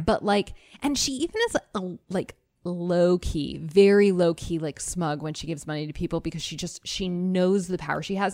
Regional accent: Arizona, United States; I'm from Arizona

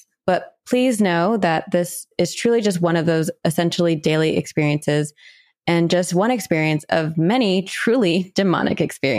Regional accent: Ohio, United States; I am from Ohio, and growing up, my family was introduced to creepy supernatural shit and just normal history stuff because cemeteries were huge.

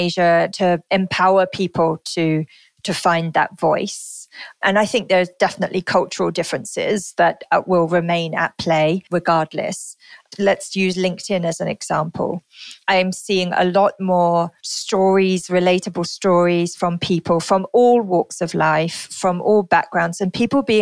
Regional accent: United Kingdom; moved away as an adult; also born or lived in London; now in Singapore; my home country. So I'm from the UK

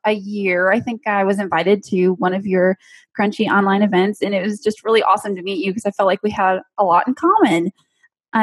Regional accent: Michigan, United States; I was actually born and raised in Michigan

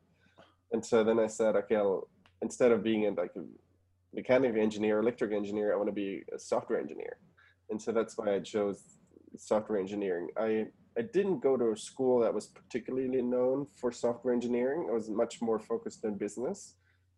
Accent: Germany; moved away as an adult; also born or lived in Argentina (parents); now in United States; I was born and raised in Germany originally. My parents are from Argentina

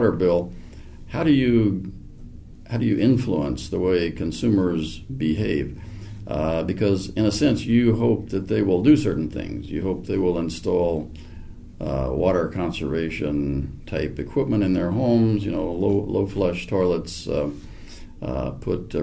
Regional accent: Dallas, Texas, United States; I grew up in Dallas

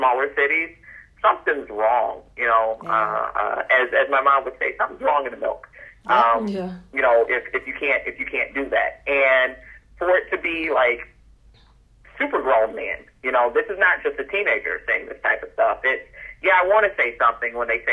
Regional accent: Chicago, Illinois, United States; I'm from Chicago

